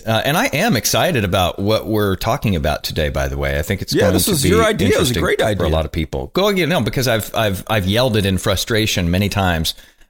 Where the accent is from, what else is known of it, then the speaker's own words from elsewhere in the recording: Texas, United States; I'm from Texas.